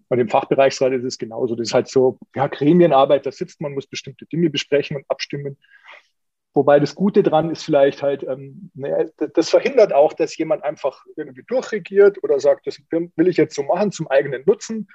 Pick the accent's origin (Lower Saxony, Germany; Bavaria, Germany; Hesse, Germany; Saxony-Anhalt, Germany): Bavaria, Germany; Munich; Ich bin ja Münchner